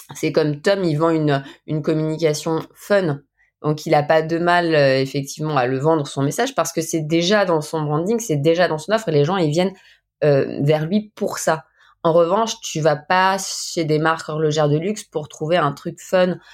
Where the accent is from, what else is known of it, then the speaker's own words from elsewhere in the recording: Saint-Étienne, Auvergne-Rhône-Alpes, France; now in Haute-Savoie, France; je suis originaire Saint-Étienne, hein, mais maintenant je suis haute savoyarde